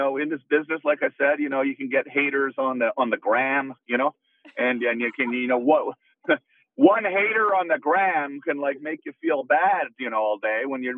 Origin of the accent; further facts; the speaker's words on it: Canada; I'm Canadian.